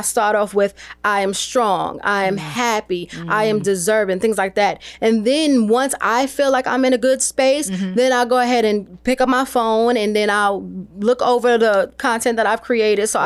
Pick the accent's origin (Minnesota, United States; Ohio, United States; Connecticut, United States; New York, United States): New York, United States; I'm originally from New York